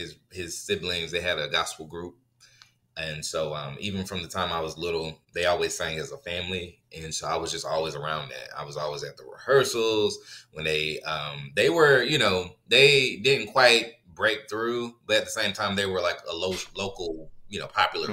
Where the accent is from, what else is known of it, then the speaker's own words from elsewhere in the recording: Raleigh, North Carolina, United States; moved away as an adult; also born or lived in Charlotte, North Carolina / Los Angeles, California; now in Houston, United States; I was born and raised in Raleigh.